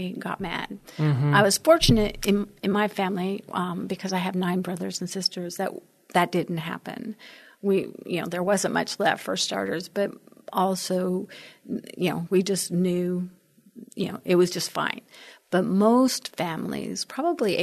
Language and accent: English; Wyoming, United States; also born or lived in Colorado / Alaska / San Juan Islands, Washington; now in San Antonio, United States; I was born and raised in Wyoming.